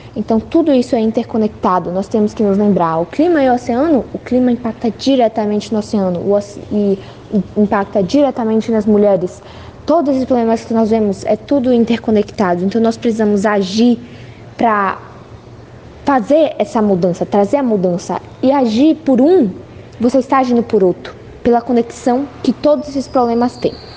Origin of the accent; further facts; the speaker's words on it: Salvador, Bahia, Brazil; eu sou da Bahia, Salvador, do Brasil.